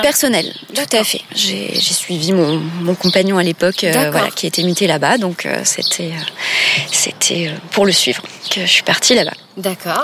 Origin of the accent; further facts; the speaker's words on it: Grand Est, France; moved away as an adult; also born or lived in Paris region; now in Nancy, France; je suis revenue dans ma région natale. et puis, j'ai trouvé un poste à Nancy